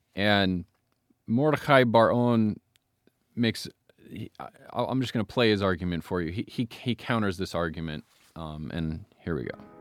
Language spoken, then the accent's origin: English; United States; as an American